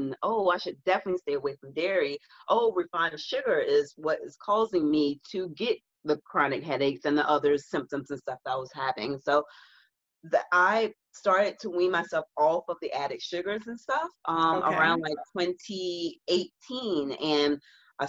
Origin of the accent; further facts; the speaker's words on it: the South, United States; I'm from the South